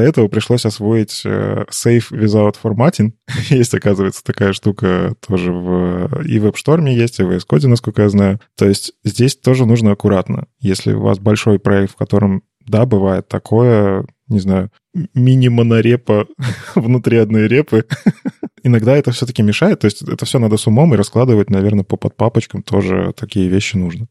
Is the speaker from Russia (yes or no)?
no; Belarus; я же белорус